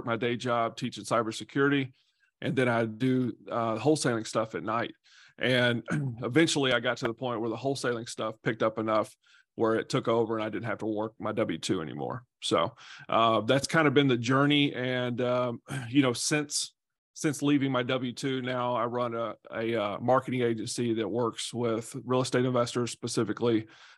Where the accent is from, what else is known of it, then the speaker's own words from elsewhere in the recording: Nashville, Tennessee, United States; So I grew up in Nashville, Tennessee.